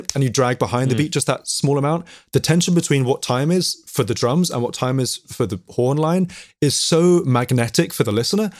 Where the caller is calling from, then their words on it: London, United Kingdom; I'm calling from North London, calling from my, my lockdown location, my family music room.